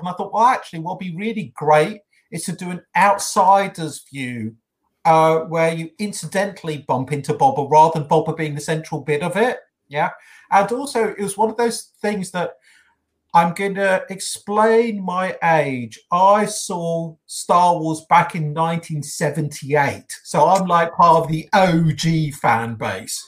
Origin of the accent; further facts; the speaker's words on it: United Kingdom; accent: British; you can tell by my accent